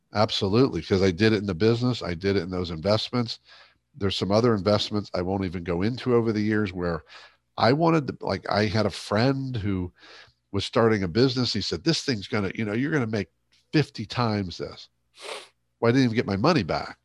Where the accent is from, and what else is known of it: Ohio, United States; born or raised there; moved away